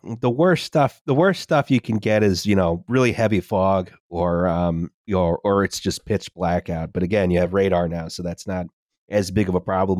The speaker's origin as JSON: {"language": "English", "region": "Virginia", "country": "United States", "said": "I am from Virginia"}